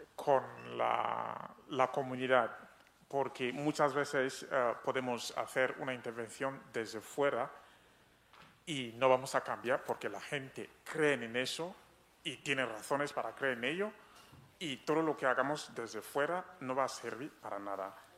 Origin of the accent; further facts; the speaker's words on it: Cameroon; soy de Camerún